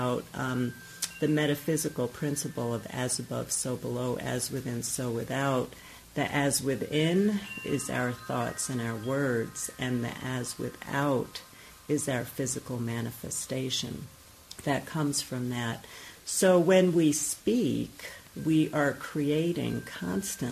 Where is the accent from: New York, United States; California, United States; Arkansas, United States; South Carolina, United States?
New York, United States; I grew up in New York